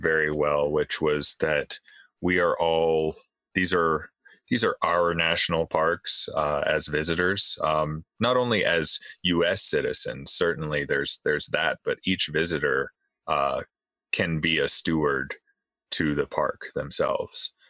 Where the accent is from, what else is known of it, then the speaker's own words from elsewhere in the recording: Louisiana, United States; I grew up in in Louisiana, which is South Gulf Coast, humid, hot.